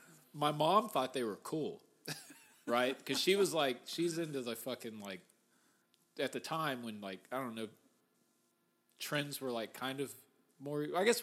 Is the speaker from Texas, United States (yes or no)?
yes; Mesquite, Texas, United States; I live right down the street from, or grew up right down the street from Town East Mall.